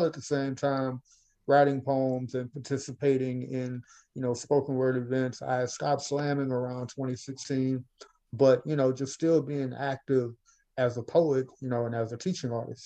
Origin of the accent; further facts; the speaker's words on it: Baton Rouge, Louisiana, United States; my hometown, Baton Rouge